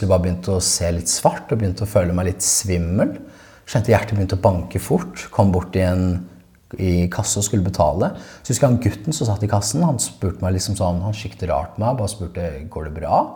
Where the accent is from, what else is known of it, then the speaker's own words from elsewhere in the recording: Sandnes, Rogaland, Norway; for oss som vil noe mer, så er det sånn Der jeg kommer fra, så er det på en måte ikke akseptert.